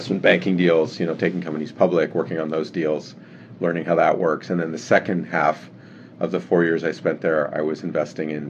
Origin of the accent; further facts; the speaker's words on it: Geneva, Switzerland; moved away as an adult; also born or lived in Canada / California; I was born in Canada, and my family moved to Geneva when I was 7 years old. So I grew up in Geneva.